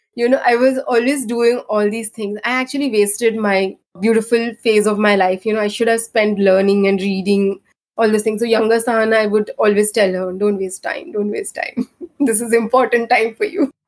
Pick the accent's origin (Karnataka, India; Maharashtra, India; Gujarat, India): Karnataka, India; Bangalore; I'm from Bangalore